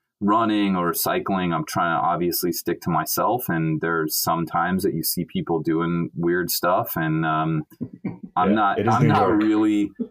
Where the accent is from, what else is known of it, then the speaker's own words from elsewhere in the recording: California, United States; moved away as an adult; also born or lived in Hawaii; now in New York, United States; I'm from California and I was living in Hawaii